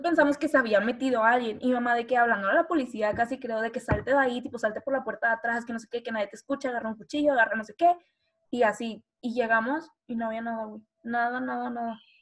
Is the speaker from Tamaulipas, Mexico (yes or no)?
yes; Reynosa, Tamaulipas, Mexico; soy de Reynosa